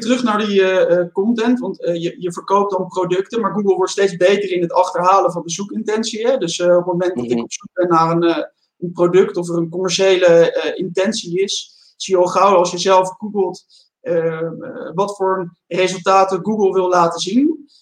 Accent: Netherlands

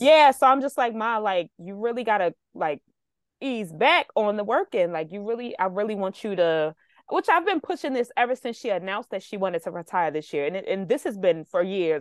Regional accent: United States; as a American

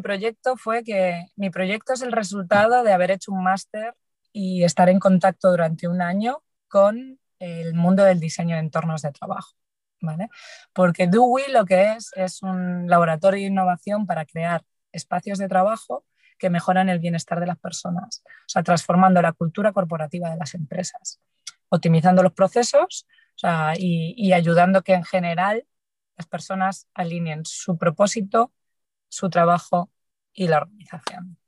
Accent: Galicia, Spain; Soy gallega

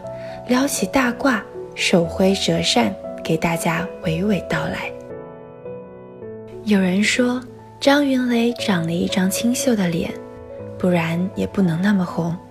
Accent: Suzhou, Jiangsu, China; moved away as an adult; now in Nanjing, China; 来自苏州。我在南京大学，距离我的家乡二百二十四公里。

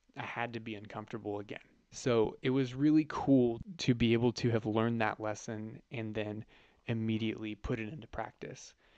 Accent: Northern California, United States; moved away as an adult; now in San Diego, United States; I was born and raised in Northern California

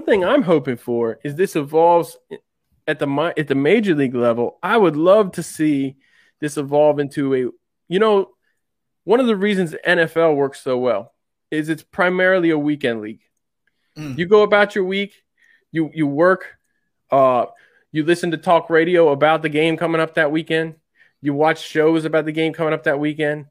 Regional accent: Washington, District of Columbia, United States; the DC where I'm originally from, that area

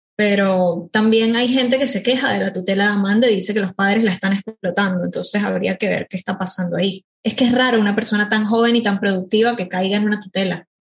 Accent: Venezuela; moved away as an adult; now in Buenos Aires, Argentina; yo soy de Venezuela, vivo hace cuatro años en Buenos Aires

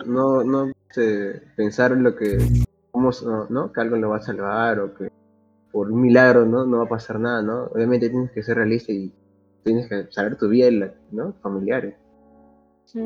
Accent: Lima, Peru; also born or lived in Santa Clara, Lima; yo nací en Lima, vivía en La Victoria, luego me fui a Santa Clara otra vez volví a Lima y ahora otra vez volví a Santa Clara

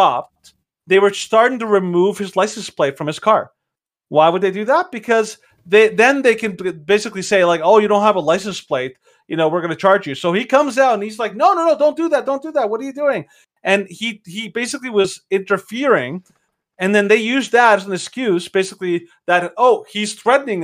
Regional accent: Mexico; moved away; Some people may not know this, but I'm from Mexico

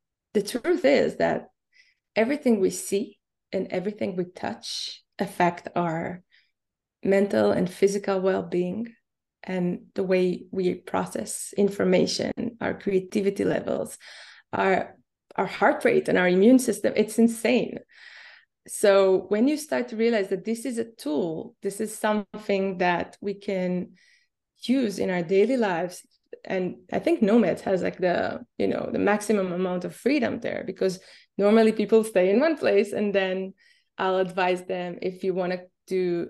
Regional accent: Israel; moved away; I'm originally from Israel

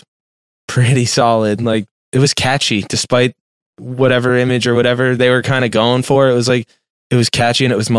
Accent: Lehigh Valley, Pennsylvania, United States; also born or lived in Philadelphia / North Carolina; I'm from the Lehigh Valley, which is about an hour outside of Philly

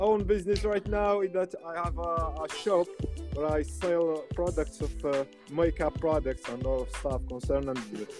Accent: Morocco; English is a second language; I'm from Morocco. I'm 13 years old.

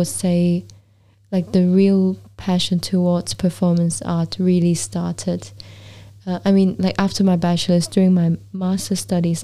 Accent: Hong Kong; moved away as an adult; also born or lived in Vancouver, Canada / London, United Kingdom / Iceland; growing up in Hong Kong, and London

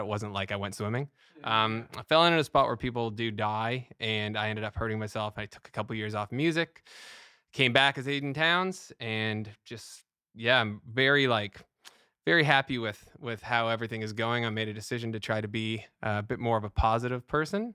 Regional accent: Canada; Being Canadian

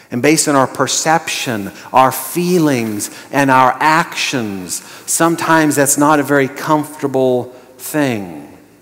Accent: Montana, United States; I was born and raised in Montana

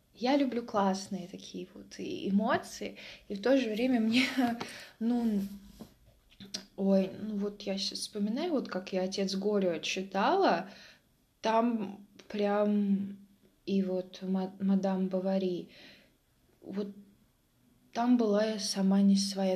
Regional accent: Mtsensk, Oryol Oblast, Russia; moved away; я родилась в Амценске. Обалдеть. Я родилась в Амценске

